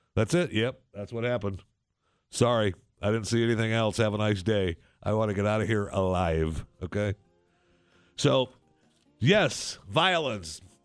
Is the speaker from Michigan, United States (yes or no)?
yes; Saginaw, Michigan, United States; moved away; When I grew up, one hundred and fifty years ago in Saginaw